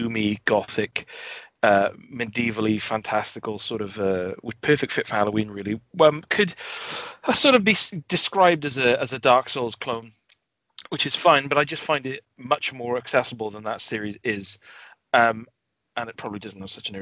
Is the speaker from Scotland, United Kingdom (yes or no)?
no; Wales, United Kingdom; as a Welshman